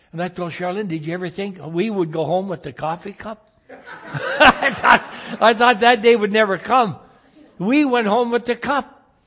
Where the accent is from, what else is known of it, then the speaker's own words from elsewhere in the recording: United States; as an American citizen